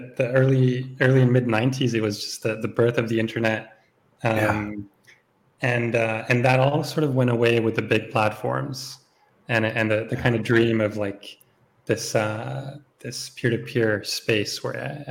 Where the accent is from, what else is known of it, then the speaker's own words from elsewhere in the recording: Switzerland; moved away as an adult; also born or lived in Berlin, Germany; I grew up actually in Switzerland, so I did all of my my schooling here